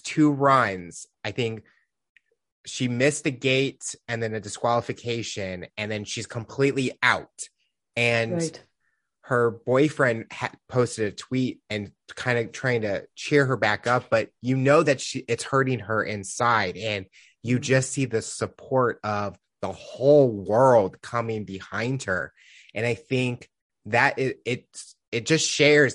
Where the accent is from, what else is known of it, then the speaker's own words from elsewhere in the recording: United States; I'm from the United States